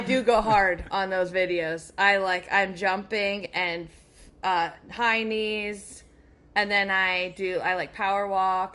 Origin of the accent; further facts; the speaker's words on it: near Allentown, Pennsylvania, United States; Near Allentown.